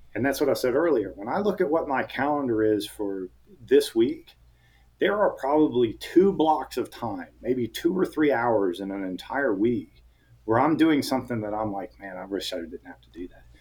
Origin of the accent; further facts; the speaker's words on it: Atlanta, Georgia, United States; I was born and raised in Atlanta. Everybody I know is here